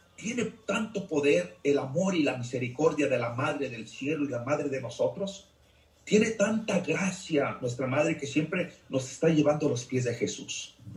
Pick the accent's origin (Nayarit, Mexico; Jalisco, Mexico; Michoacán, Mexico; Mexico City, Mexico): Jalisco, Mexico; now in Lexington, United States; soy de México, Jalisco, y radico aquí en Estados Unidos, Lexington, Nebraska.